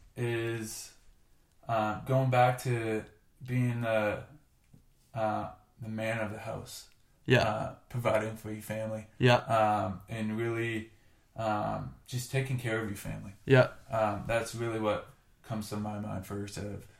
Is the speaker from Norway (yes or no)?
no; Canada; To this day, he'll still give me crap for being Canadian.